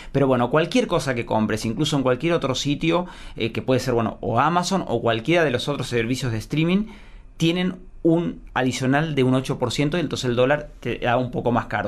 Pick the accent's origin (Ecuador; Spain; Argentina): Argentina